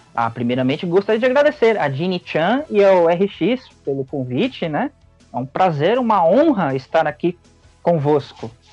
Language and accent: Portuguese; São Paulo, Brazil; Eu sou da zona norte de São Paulo, do bairro do Jardim Antártica.